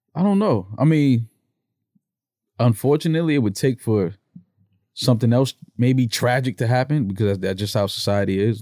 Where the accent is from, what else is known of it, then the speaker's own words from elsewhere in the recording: New York, United States; I'm from New York. We from the city